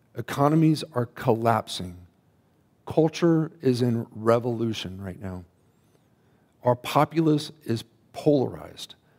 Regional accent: United States; we as American Christians

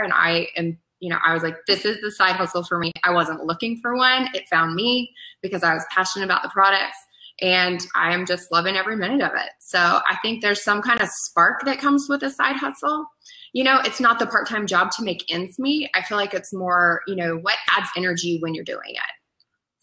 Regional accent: Colorado, United States; moved away; I'm originally from Colorado, so it's a little bit of a homecoming

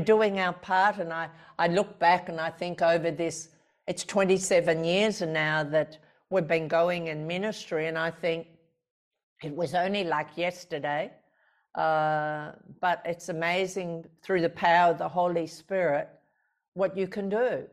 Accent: Australia; born or raised there

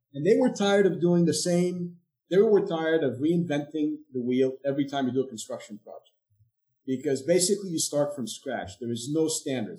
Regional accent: Egypt; moved away as an adult; also born or lived in India / Europe / Durham, North Carolina; now in United States; I'm originally from Egypt, so I came to the U.S.

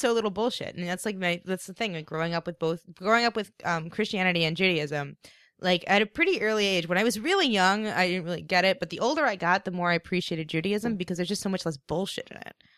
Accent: East Coast, United States; moved away; … and I grew up in the same town

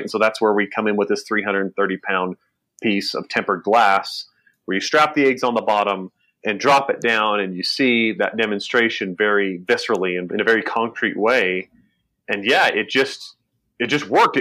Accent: Burley, Idaho, United States; I was born in Idaho, Burley, Idaho specifically, and grew up working on a potato farm.

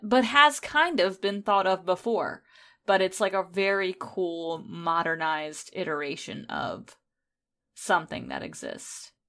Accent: United States; because I am American

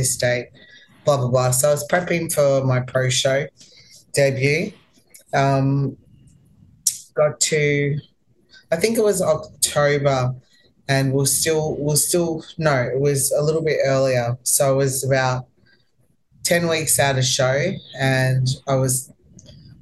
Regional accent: Melbourne, Victoria, Australia; moved away as an adult; now in United States; I'm from Melbourne

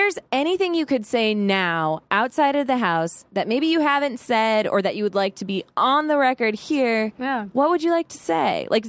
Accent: Arizona, United States; So I come from Arizona and I had Dietrich who, he is an old soul.

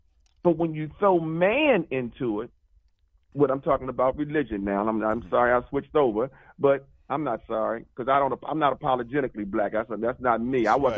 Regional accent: Baltimore, Maryland, United States; I'm from Baltimore, like you say.

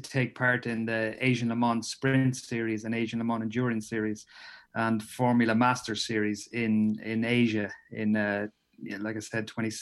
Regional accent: Ireland; moved away as an adult; as an Irishman living abroad

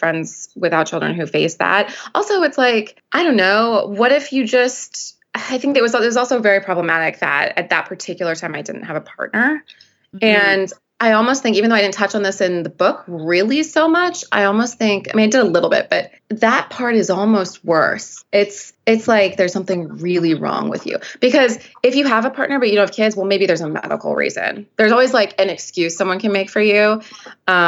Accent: Midwest, United States; now in New York City, United States; growing up in the Midwest

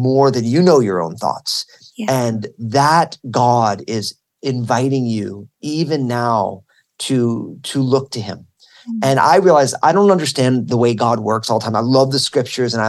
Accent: New Jersey, United States; I went to Rutgers University in my home state of New Jersey.

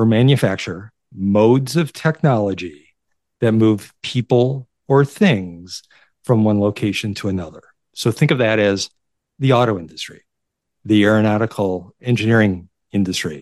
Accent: Detroit, Michigan, United States; also born or lived in Chicago; as a young child, we moved from Chicago to Detroit. So I got acclimated to the Detroit area very, very quickly

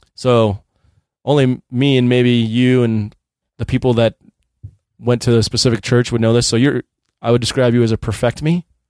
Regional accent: Chicago, Illinois, United States; moved away; I grew up in Chicago

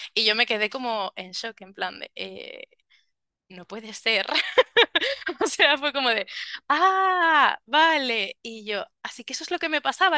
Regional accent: Salamanca, Castile and León, Spain; now in Tenerife, Spain; soy de Salamanca, pero ahora vivo en Tenerife

